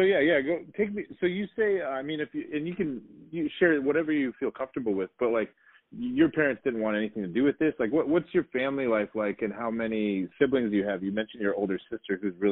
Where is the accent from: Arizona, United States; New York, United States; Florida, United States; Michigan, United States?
Arizona, United States; moved away as an adult; also born or lived in Salt Lake City, Utah; I'm from Arizona. So, like, when I moved there at, like, age 19